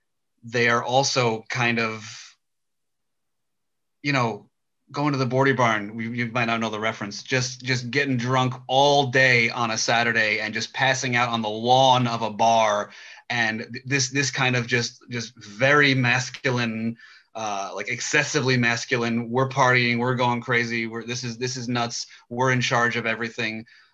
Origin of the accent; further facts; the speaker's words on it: Smithtown, New York, United States; I'm from Smithtown.